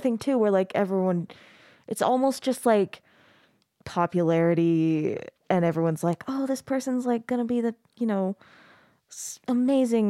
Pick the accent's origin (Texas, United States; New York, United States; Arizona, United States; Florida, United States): Arizona, United States; now in Utah, United States; I grew up in Arizona